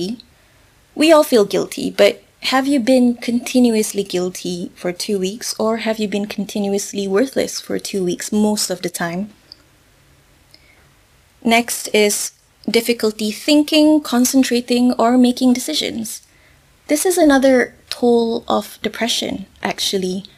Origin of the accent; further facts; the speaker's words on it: Malaysia; I'm Malaysian myself